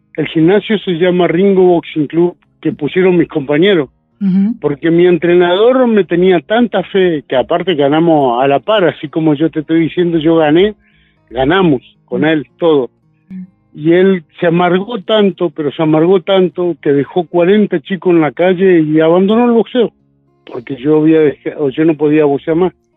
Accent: San Francisco Solano, Buenos Aires Province, Argentina; also born or lived in Corrientes Province / Florencio Varela; yo tenía tres años cuando me trajeron a Buenos Aires, acá a San Francisco Solano

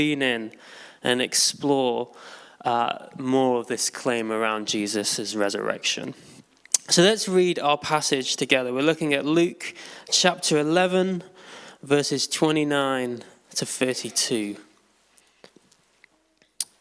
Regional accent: Derbyshire, East Midlands, United Kingdom; moved away as an adult; now in London, United Kingdom; I'm originally from Derbyshire

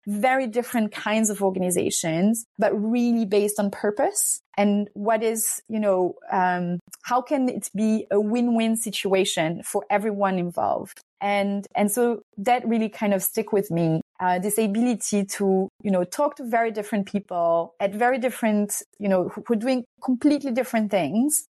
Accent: France; also born or lived in Hungary; I'm Hungarian. Um, but I'm also French. I grew up in France.

